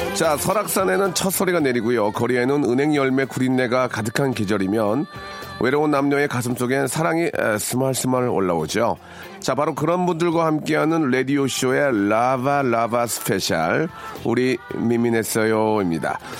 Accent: Jeonju, North Jeolla, South Korea; 제 고향이거든요.

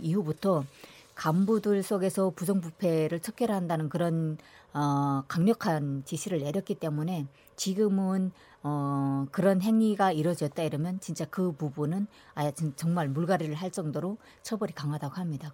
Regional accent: North Korea; now in South Korea; 저는 또 고향이 북한이잖아요.

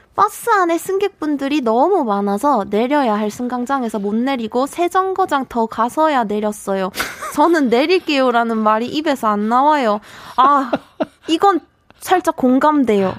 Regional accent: South Korea; accent: Gyeongsang dialect (satoori)

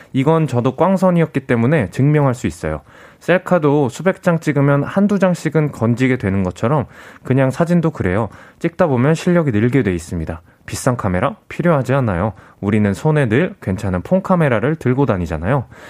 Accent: South Korea; 제가 이제 한국인이다 보니까

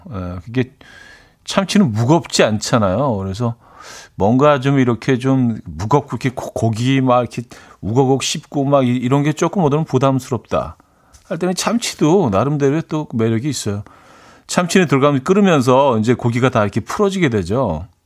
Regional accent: Jangbongdo, Incheon, South Korea; born there; 저는 장봉도라는 작은 섬에서 태어났습니다. 저희 섬에서는 김치찌개에 굴이나 바지락을 넣어서

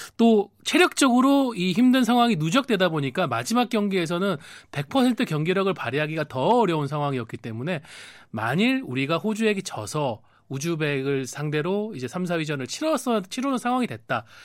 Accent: Changwon, South Gyeongsang, South Korea; moved away; 고향인 경남 창원으로 내려갈 아, 예정입니다.

